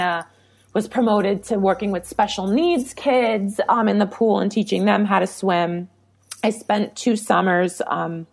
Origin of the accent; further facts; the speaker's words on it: New York, United States; I'm from New York and it happened, you know, 40 minutes away from where I went to school and where we lived